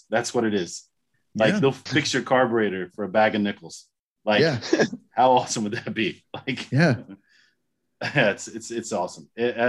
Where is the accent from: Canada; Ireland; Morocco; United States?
United States; South Florida; I grew up in South Florida, grew up around a lot of Cubans